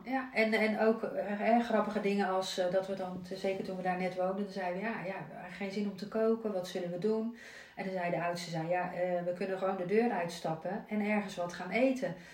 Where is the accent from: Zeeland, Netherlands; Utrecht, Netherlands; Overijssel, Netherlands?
Zeeland, Netherlands; Zierikzee; moved away as an adult; also born or lived in Amsterdam / Nesselanden, Rotterdam; now in Ouwerkerk, Netherlands; ik ben in Amsterdam geboren officieel. Maar ik was één toen ik in Zierikzee terecht kwam. Dus ik ben echt opgegroeid in Zierikzee, in, Zeeland